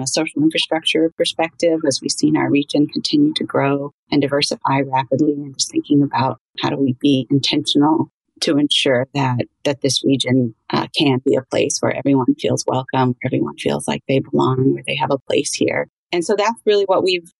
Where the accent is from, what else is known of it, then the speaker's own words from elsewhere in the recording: Fayetteville, Arkansas, United States; I am a native of Northwest Arkansas. I was born and raised in Fayetteville, and I moved away several times, but always kept coming back